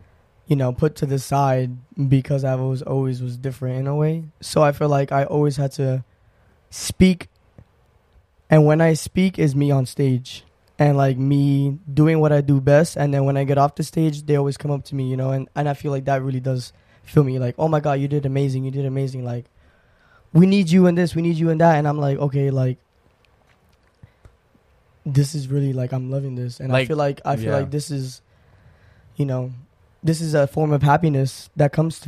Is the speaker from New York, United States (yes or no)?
yes; New York, United States; born there; And it's going to be on Billboard on Times Square, which is crazy to me because I was born in New York.